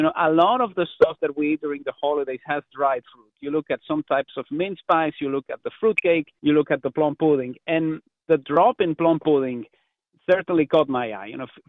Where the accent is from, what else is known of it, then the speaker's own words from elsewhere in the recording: Mexico; now in Canada; growing up in Mexico